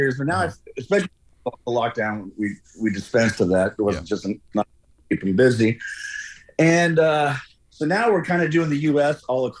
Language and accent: English; Des Moines, Iowa, United States; now in New York, United States; I grew up the road from you. I grew up in Des Moines, up I-35.